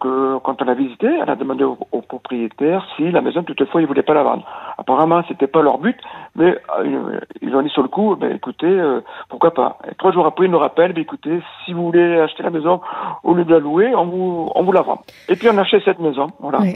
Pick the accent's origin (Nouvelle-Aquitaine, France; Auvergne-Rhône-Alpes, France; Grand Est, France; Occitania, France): Nouvelle-Aquitaine, France; Je suis de l'Aquitaine